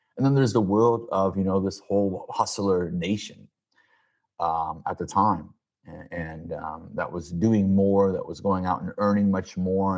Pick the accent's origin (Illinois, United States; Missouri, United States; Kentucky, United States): Illinois, United States; Peoria; moved away as an adult; also born or lived in Chicago; now in California, United States; I was born and raised in Peoria, Illinois, the good old Midwest